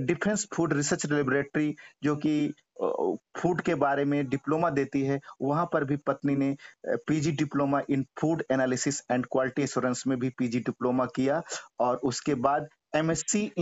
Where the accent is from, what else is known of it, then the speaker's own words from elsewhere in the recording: North India, India; first language Hindi; moved away; यहाँ पर आकर चूंकि हम एक उत्तर भारत से बिलोंग्स रखते थे हमारी मातृभाषा भी हिंदी थी अंग्रेजी भी हमको उतना अच्छा नहीं आती